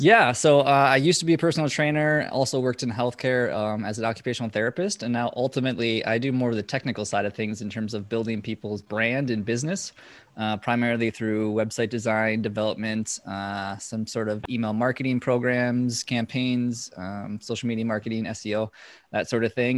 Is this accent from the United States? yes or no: yes; Minnesota, United States; I'm from Minnesota